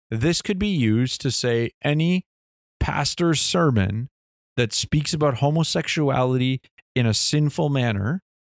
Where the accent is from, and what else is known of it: Canada